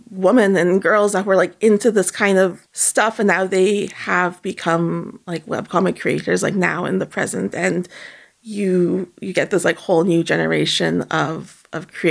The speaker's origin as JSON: {"language": "English", "town": "Toronto", "region": "Ontario", "country": "Canada", "tie": "born or raised there", "also_born_or_lived": "Montreal, Canada", "said": "I was born in Montreal, but like I moved here when I was like 6. Unfortunately, I didn't speak any French, but I've been living in Toronto for forever."}